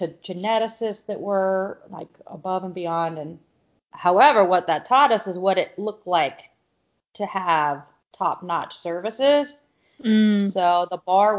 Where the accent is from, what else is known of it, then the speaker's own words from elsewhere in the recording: California, United States; moved away as an adult; also born or lived in Tampa, Florida; I'm from California